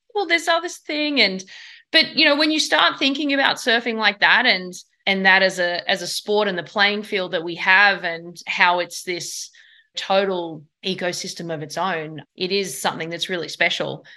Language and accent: English; Sydney, New South Wales, Australia; now in United States; where I grew up in Bondi